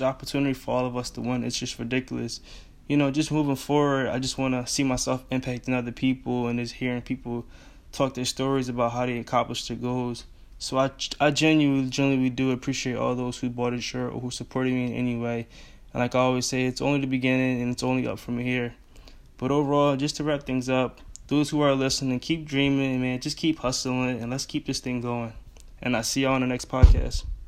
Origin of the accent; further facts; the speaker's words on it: Philadelphia, Pennsylvania, United States; I'm from Philly